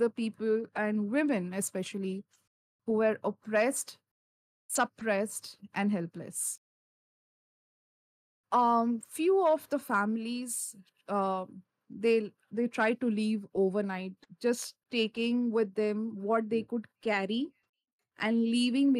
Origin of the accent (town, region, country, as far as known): India